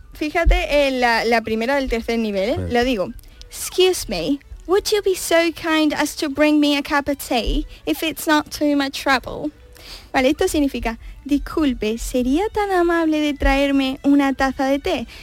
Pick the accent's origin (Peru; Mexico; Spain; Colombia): Spain; Como española